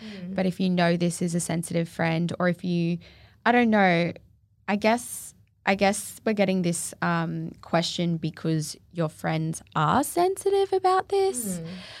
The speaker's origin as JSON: {"language": "English", "country": "Singapore", "tie": "born or raised there", "moved": "yes", "lives_now": "Gold Coast, Australia"}